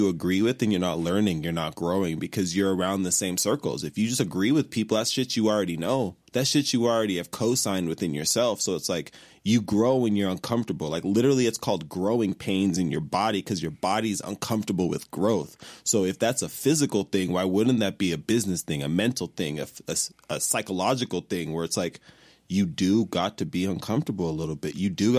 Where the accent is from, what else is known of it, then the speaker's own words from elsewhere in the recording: Nigeria; We give out titles. We're Nigerian.